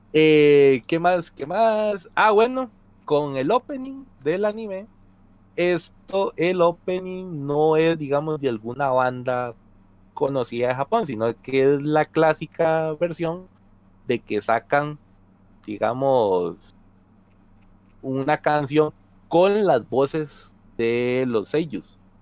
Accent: Costa Rica; no es que en Costa Rica no lo tengamos

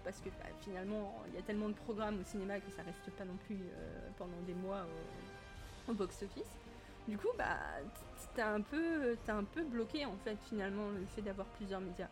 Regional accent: France; je suis française

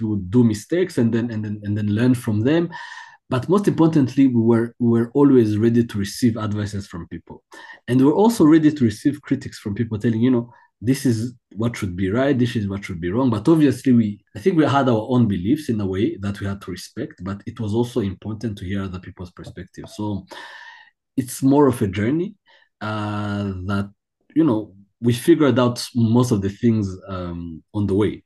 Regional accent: Kigali, Rwanda; I was born in Kigali

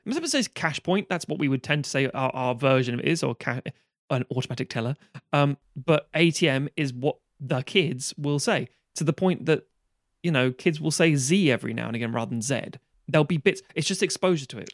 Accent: United Kingdom; I grew up on Amer-, as we all did in this country, American T V series

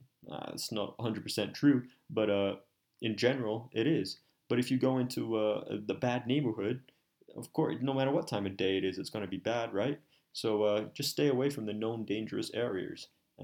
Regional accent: Australia; born there; I'm a half Colombian, half Chinese Malay, right? And I was born in Australia.

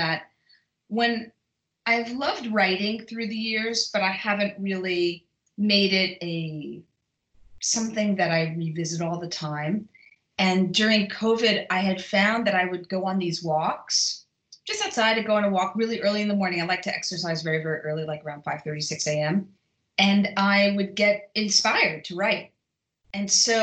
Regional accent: New York City, New York, United States; moved away; I'm originally from Brooklyn

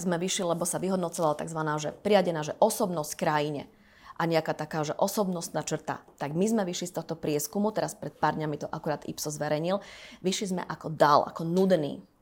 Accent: Slovakia; moved away; also born or lived in Switzerland; my sme Slováci

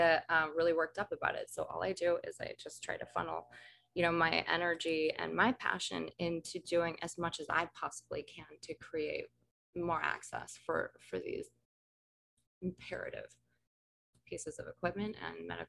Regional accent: Colorado, United States; Growing up in Colorado

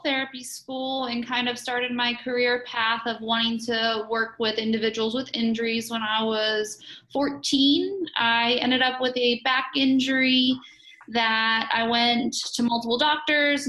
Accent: Morgantown, West Virginia, United States; I am from Morgantown, West Virginia, born and raised 20 minutes away from campus.

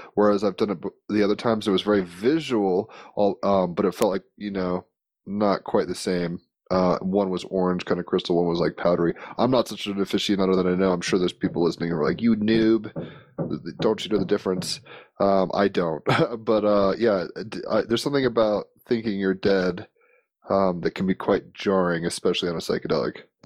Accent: Virginia, United States; I mean I grew up in Virginia where Williamsburg is

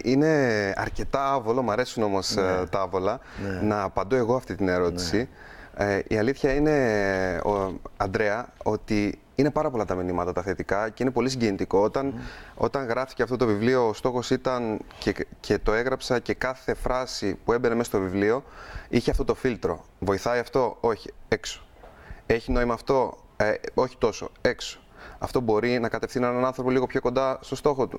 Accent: Crete, Greece; είμαι από την Κρήτη

